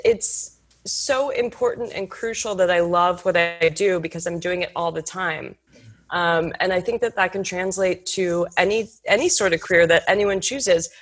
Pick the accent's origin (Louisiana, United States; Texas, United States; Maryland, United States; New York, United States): Texas, United States; Houston; I grew up in Houston, Texas